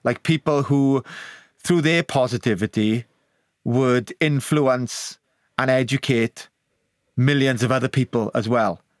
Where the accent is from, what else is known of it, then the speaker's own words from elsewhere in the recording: Wales, United Kingdom; the honour of being born Welsh